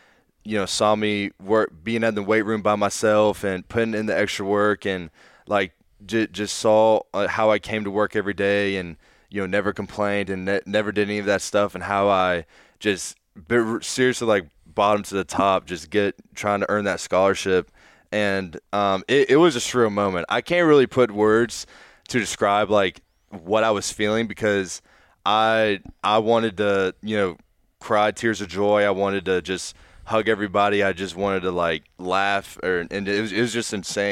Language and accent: English; Raleigh, North Carolina, United States; moved away as an adult; growing up in Raleigh